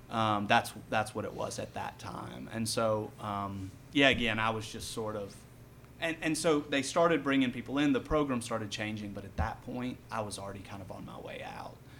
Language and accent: English; Franklin, North Carolina, United States; now in Asheville, United States; I grew up in Franklin, North Carolina, which is um, about hour and 20 minutes west of here